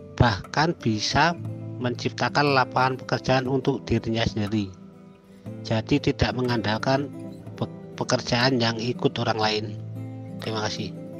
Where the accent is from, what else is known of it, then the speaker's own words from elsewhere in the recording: Magelang, Central Java, Indonesia; saya dari Kota Magelang